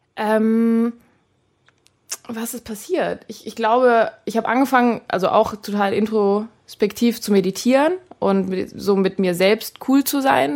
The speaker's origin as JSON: {"language": "German", "area": "Friedrichshafen", "region": "Baden-Württemberg", "country": "Germany", "tie": "born or raised there", "said": "Friedrichshafen gespielt, in meiner Heimat quasi fast da ganz unten"}